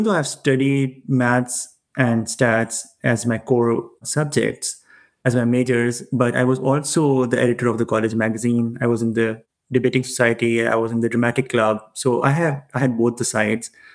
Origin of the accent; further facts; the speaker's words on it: Pakistan; moved away; I come from Pakistan, that's my home country